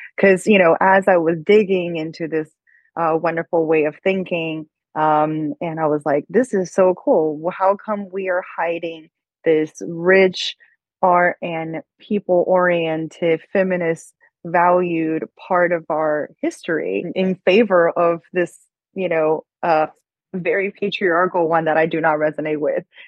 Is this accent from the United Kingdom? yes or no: no; China; moved away; Growing up in China, I always felt like it was so patriarchal